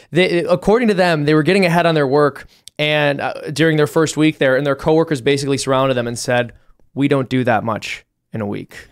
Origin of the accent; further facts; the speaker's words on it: Cook County, Illinois, United States; moved away; I was also born and raised in Cook County